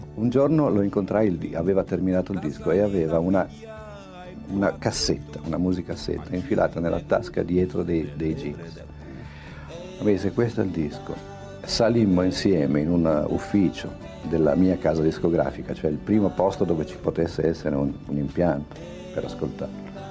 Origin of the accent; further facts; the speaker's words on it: Genoa, Liguria, Italy; moved away as an adult; vengo soprattutto da Genova. Genova che ci nasci, ci vivi fino a vent'anni